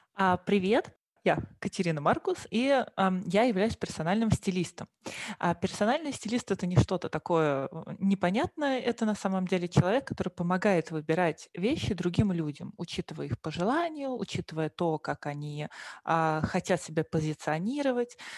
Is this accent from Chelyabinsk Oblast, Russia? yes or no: no; Moscow, Russia; moved away as an adult; now in Germany; вообще я приехала из Москвы, то есть родилась и выросла в Москве.